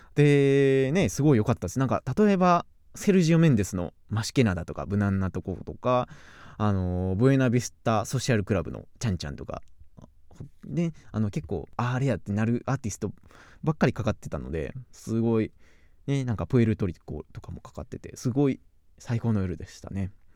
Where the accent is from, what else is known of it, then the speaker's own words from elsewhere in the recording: Kyoto, Japan; accent: Kansai dialect; also born or lived in Kobe; 京都人、京都生まれ、京都育ち